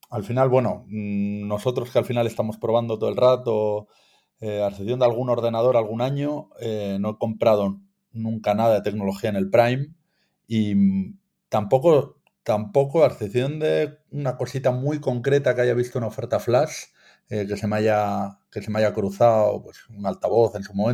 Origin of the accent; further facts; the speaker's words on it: Bilbao, Basque Country, Spain; en Bilbao, de donde soy yo, con este nombre y este apellido